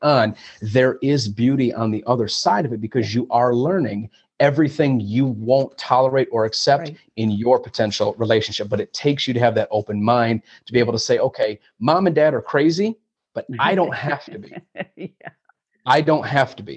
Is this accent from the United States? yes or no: yes; Flint, Michigan, United States; moved away as an adult; also born or lived in Chicago / New York City / Los Angeles; born and raised here in Flint, Michigan, well, I'm not in Flint now, but being born and raised in Flint, Michigan